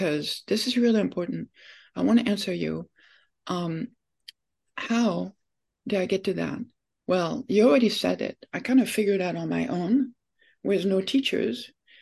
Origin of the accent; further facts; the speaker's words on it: France; moved away as an adult; now in United States; I was born in France, and when I was 19